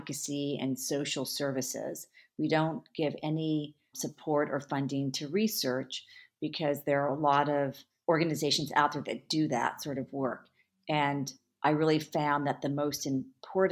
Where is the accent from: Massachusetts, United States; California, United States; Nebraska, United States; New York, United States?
California, United States; I grew up in California